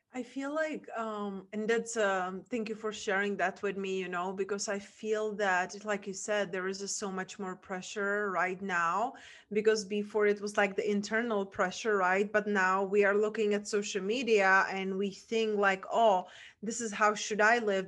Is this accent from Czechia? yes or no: yes; Czechia; English is a second language; moved away; I grew up and where my accent is from, from a small town in Czech Republic